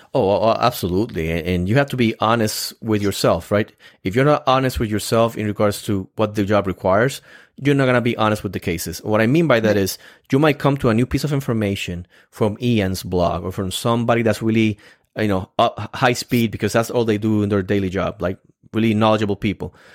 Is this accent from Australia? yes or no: no; Puerto Rico; English is a second language; moved away; I'm come from Puerto Rico, so I'm, I'm still, even though I've been here for so many years, I'm still learning all these phrases